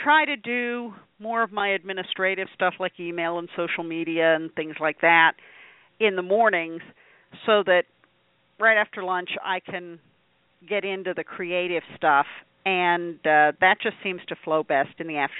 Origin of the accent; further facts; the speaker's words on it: Pennsylvania, United States; Well, I grew up in northwestern Pennsylvania, just a little south of Erie. So if you look at the map of Pennsylvania, that little spur that goes up by the lake